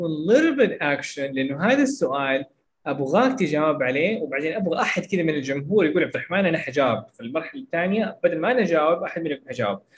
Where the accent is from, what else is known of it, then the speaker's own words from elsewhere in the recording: Jeddah, Makkah Province, Saudi Arabia; يعني مثلا انا من جده فاتكلم شويه عن جده